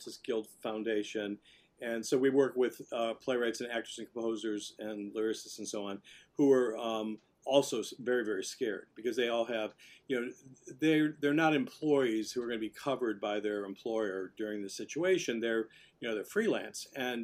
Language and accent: English; Cleveland, Ohio, United States; now in New York City, United States; I grew up in Cleveland